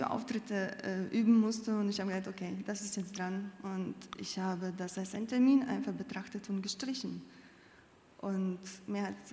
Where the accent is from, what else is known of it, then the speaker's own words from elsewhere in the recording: Latvia; ich bin in Lettland aufgewachsen, in einer großen Familie. Und damals, ähm, das Denken der Menschen und das Leben wurde sehr stark geprägt von dem Kulturgut und Gedankengut der Sowjetunion.